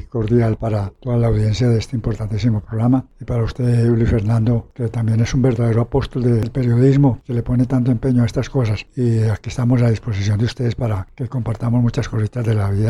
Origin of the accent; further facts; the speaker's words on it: Yolombó, Antioquia, Colombia; Yo no soy de Santo Domingo, yo nací en Yolombó, en una vereda del municipio de Yolombó, llamada Dos Quebradas, en un sitio muy específico, la Indiana. Sí, yo nací en una vereda en el campo.